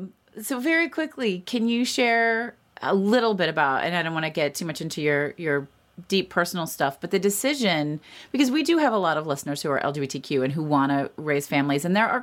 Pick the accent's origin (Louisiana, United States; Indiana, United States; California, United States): Indiana, United States; Indianapolis; I grew up in Indianapolis.